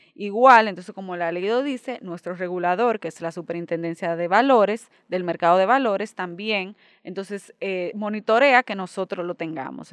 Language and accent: Spanish; Dominican Republic; nosotros como dominicanos